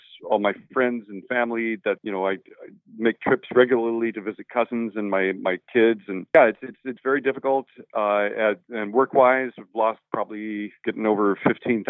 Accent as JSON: {"language": "English", "town": "Los Angeles", "region": "California", "country": "United States", "tie": "born or raised there", "also_born_or_lived": "San Francisco Bay Area", "moved": "as an adult", "lives_now": "Petaluma, United States", "said": "I live up in southern Sonoma County, even though I was raised in Los Angeles"}